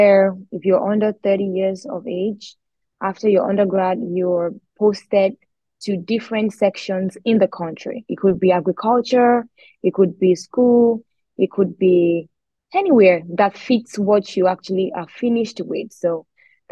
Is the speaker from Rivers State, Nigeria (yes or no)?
no; Abeokuta, Ogun State, Nigeria; moved away as an adult; also born or lived in Akure, Ondo State / Lagos; I'm from Nigeria. I schooled in Lagos, but I am originally from Ondo State, Akure to be precise. I lived in another city and another state, Ogun State, and I lived in Abeokuta most of my life